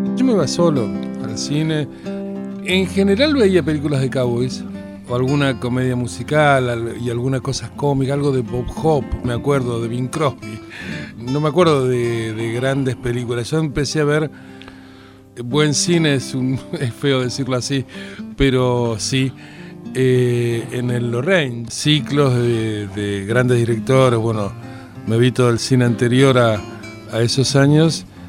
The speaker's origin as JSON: {"language": "Spanish", "region": "Buenos Aires", "country": "Argentina", "tie": "born or raised there", "said": "Yo soy de Floresta"}